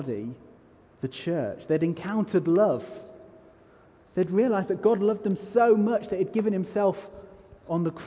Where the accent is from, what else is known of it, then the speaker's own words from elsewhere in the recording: United Kingdom; I'm so British